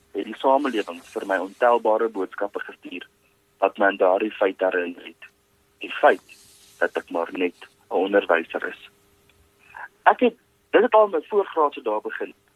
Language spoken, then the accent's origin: Afrikaans; West Rand, Gauteng, South Africa; also born or lived in Potchefstroom; Ek is oorspronklik van die Wesrand af.